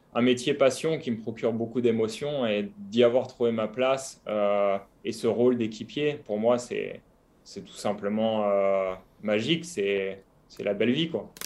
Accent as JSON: {"language": "French", "town": "Saint-Hilaire-du-Harcouët", "region": "Normandy", "country": "France", "tie": "born or raised there", "also_born_or_lived": "Côte d'Azur, near Nice", "moved": "yes", "lives_now": "Nice area, France", "said": "je suis, tout simplement né et mes racines sont en Normandie"}